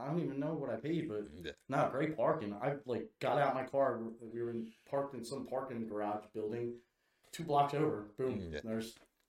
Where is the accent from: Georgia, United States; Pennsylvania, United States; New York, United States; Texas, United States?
Pennsylvania, United States; Delco; I'm from Delco.